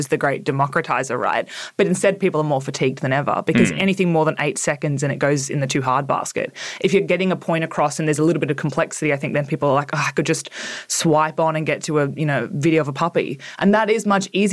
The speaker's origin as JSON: {"language": "English", "town": "Orange", "region": "New South Wales", "country": "Australia", "tie": "born or raised there", "said": "I grew up in Orange in, Central West New South Wales."}